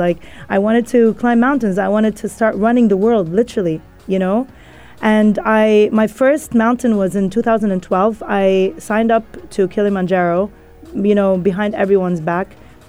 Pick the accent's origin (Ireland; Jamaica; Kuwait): Kuwait; Look, I grew up in Kuwait, you know, in a very conservative family, like the typical, right? Like my parents are Egyptian.